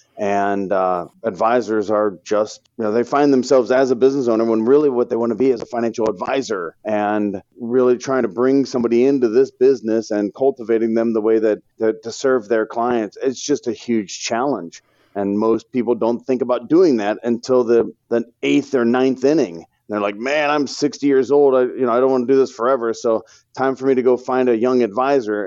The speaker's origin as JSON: {"language": "English", "town": "St. Louis", "region": "Missouri", "country": "United States", "tie": "born or raised there", "said": "born and raised in Saint Louis, Missouri, love the Cardinals"}